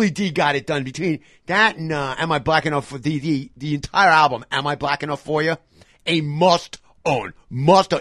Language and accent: English; New York, United States; moved away; also born or lived in Hawaii; I'm a New Yorker